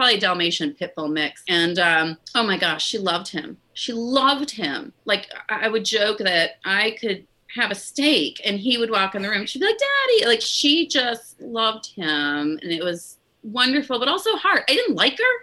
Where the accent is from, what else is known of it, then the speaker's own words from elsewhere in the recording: Midwest, United States; moved away; also born or lived in New Orleans; I grew up in the Midwest